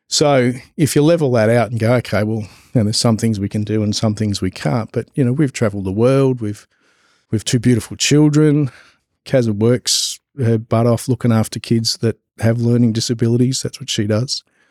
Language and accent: English; Gippsland, Victoria, Australia; moved away as an adult; also born or lived in Albury-Wodonga; we're originally from Gippsland, down south in Victoria